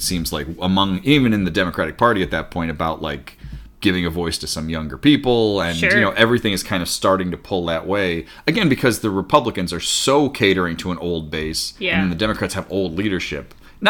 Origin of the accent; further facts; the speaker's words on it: Pennsylvania, United States; I'm from Pennsylvania